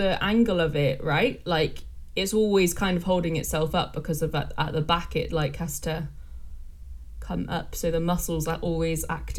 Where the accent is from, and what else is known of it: England, United Kingdom; accent: English